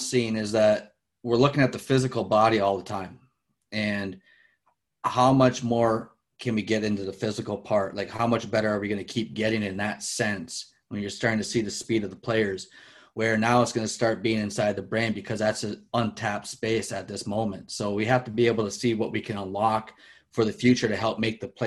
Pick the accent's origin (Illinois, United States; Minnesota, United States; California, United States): Minnesota, United States; moved away as an adult; also born or lived in Alaska / Europe; born and raised in the States, obviously in Minnesota, hockey country there